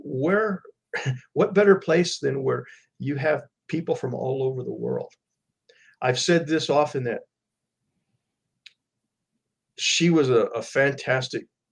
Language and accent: English; El Paso, Texas, United States; I'm from El Paso, Texas